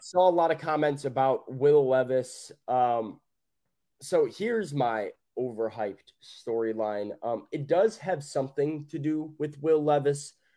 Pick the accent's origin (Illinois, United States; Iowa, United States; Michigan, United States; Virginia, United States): Illinois, United States; Chicago; moved away; Chicago, from my hometown